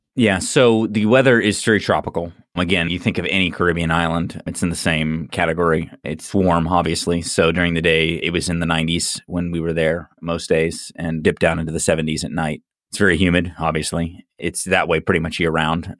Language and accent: English; Orlando, Florida, United States; I grew up in Orlando, and we used to always complain about the traffic here